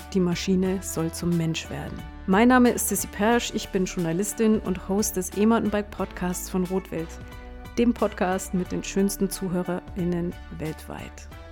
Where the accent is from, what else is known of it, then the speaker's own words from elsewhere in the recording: Allgäu, Bavaria, Germany; Ich komme ja aus dem Allgäu, da ist man nicht so